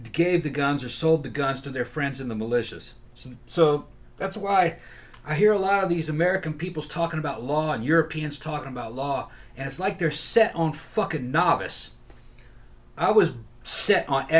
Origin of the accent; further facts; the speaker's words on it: Brazil; moved away; I grew up in Brazil